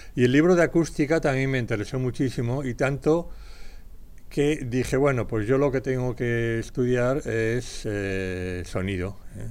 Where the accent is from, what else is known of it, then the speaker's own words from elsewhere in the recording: Madrid, Community of Madrid, Spain; Nací en Madrid el 5 de enero de 1941. O sea, fui muy realmente un regalito de, Reyes para mi familia. Por tanto, crecí en este Madrid